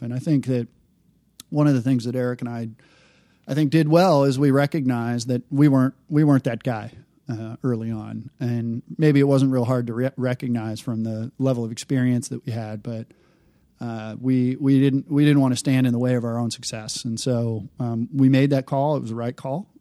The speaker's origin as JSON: {"language": "English", "town": "Detroit", "region": "Michigan", "country": "United States", "tie": "born or raised there", "said": "I grew up in the Detroit area."}